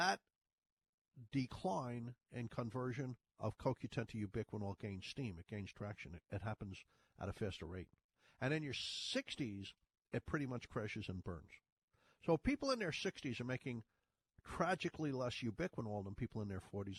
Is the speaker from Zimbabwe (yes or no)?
no; Ireland; accent: Irish; moved away; you hear my Irish? I said 30s. I was born in Ireland.